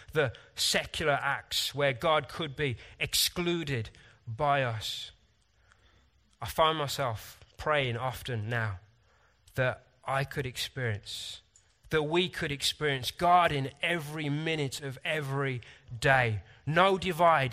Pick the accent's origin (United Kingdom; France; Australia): United Kingdom; Sometimes I'm frustratingly British, reserved, logical, scientific.